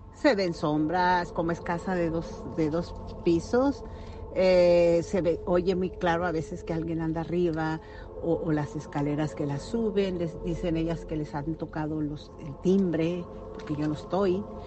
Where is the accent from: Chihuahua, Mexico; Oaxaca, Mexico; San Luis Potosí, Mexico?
Chihuahua, Mexico; Meoqui; now in Dallas, United States; yo soy de Chihuahua. Es un pueblito que se llama Mioqui, Mioqui, Chihuahua